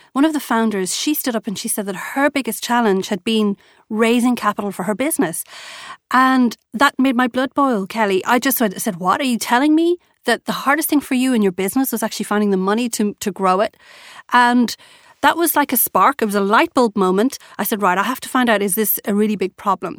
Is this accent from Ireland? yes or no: yes; Ireland; being an Irish girl